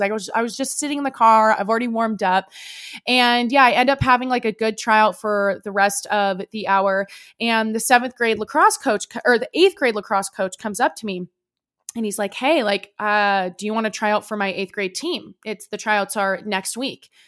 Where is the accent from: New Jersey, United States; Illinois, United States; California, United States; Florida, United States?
California, United States; Bay Area; moved away; a small school in, um, the Bay Area called Saint Mary's College. And I, it was only, like, fifteen minutes away from my home. And, like, my hometown, like, it was basically where I grew up was that college